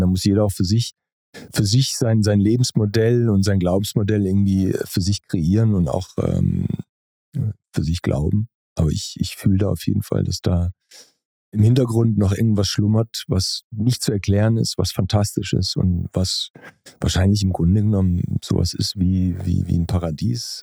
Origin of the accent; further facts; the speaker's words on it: Pforzheim, Baden-Württemberg, Germany; in dem Ort, wo ich groß geworden bin. Also ich komme aus Pforzheim, das ist ein Ort zwischen Stuttgart und Karlsruhe.